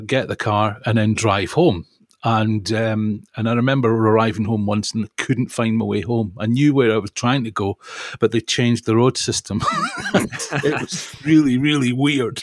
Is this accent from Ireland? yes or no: no; Perth, Scotland, United Kingdom; moved away; also born or lived in Guildford